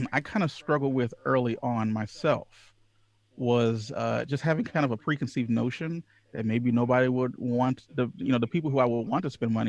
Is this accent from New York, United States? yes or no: no; Louisiana, United States; I was raised in Louisiana, the Deep South